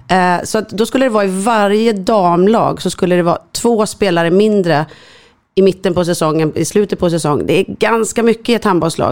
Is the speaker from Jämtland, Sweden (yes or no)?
no; Stockholm, Stockholm County, Sweden; Jag är uppvuxen i Enskede.